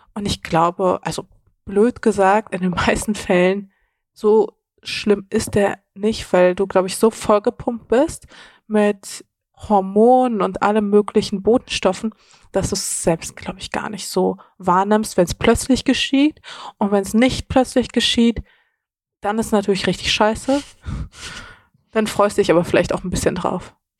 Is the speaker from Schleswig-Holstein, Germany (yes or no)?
no; Dortmund, North Rhine-Westphalia, Germany; now in Berlin, Germany; ich bin auf jeden Fall nicht in Berlin mhm. aufgewachsen, mhm. ähm, sondern in Dortmund